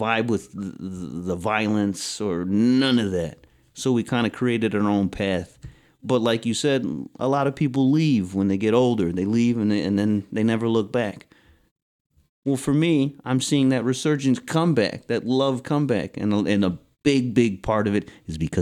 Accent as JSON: {"language": "English", "town": "Chicago", "region": "Illinois", "country": "United States", "tie": "born or raised there", "said": "I grew up in South Chicago"}